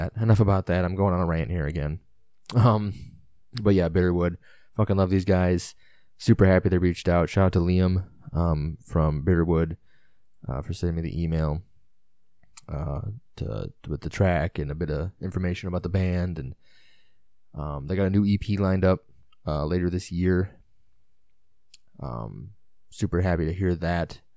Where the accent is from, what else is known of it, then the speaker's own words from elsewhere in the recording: Illinois, United States; I'm from Illinois